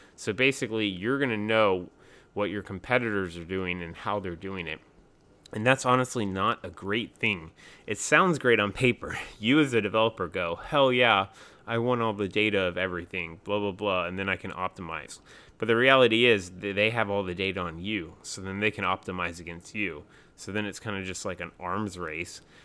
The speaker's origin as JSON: {"language": "English", "region": "North Carolina", "country": "United States", "said": "I'm from North Carolina, too"}